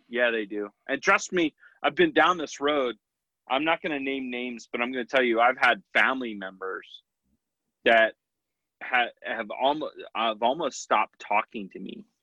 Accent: Scotland, United Kingdom; I've got Celtic, you know, I'm Scottish.

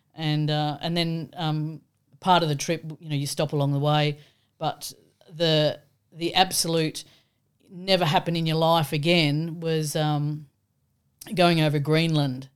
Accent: Australia; being the Aussie

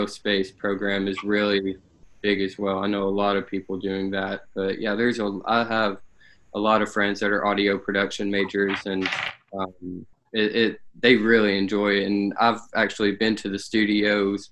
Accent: McMinnville, Tennessee, United States; I am from McFinnville, Tennessee, a very small town in Middle Tennessee

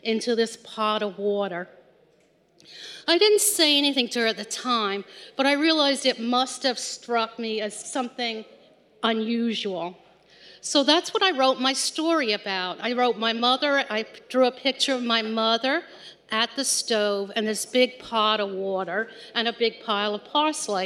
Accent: England, United Kingdom; I grew up in England with two very proper

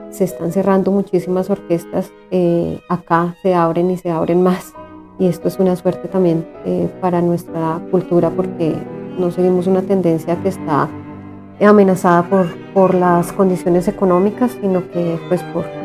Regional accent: Tunja, Boyacá, Colombia; born there; yo nací en Tunja eh, y pues mis padres eh, tuvieron el interés, afortunadamente, de, de llevar mi educación por por los caminos de la cultura

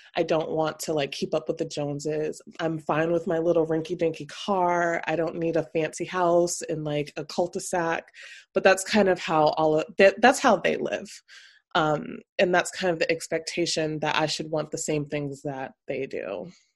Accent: New York City, New York, United States; now in Vermont, United States; growing up in Jamaica, Queens, um, we moved around a bit, but always stayed within, like, a mile radius

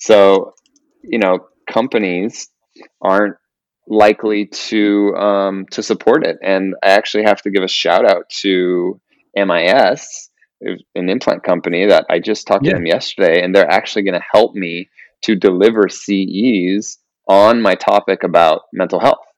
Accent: Yorba Linda, California, United States; also born or lived in San Fernando Valley, Los Angeles; I grew up in Yorba Linda

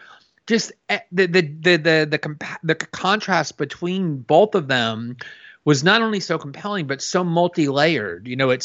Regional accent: Florida, United States; I grew up in actually a suburb of Fort Lauderdale, very close to the park where Chris Evert learned to play t

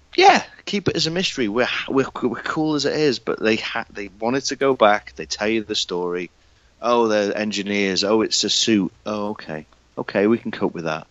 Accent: United Kingdom; I'm from the UK. You can tell by my accent.

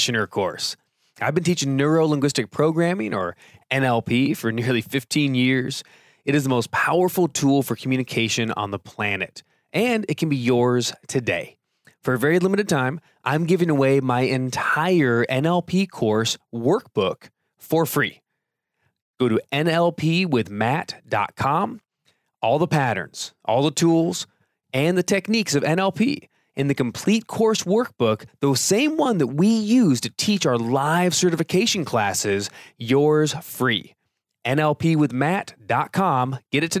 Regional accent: Orange County, California, United States; I grew up in Orange County, California

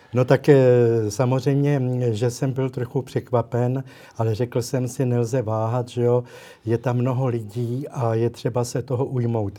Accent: Prague, Czechia; also born or lived in Litoměřice; pocházím z Prahy

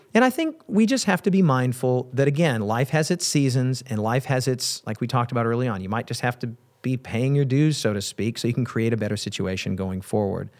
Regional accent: Wyoming, United States; my home state of Wyoming

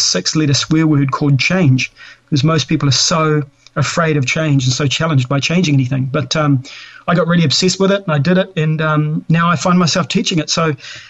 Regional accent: New Zealand; I'm a Kiwi guy

